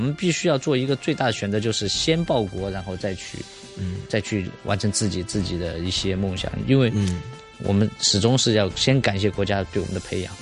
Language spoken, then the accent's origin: Chinese; China; 我们中国人民的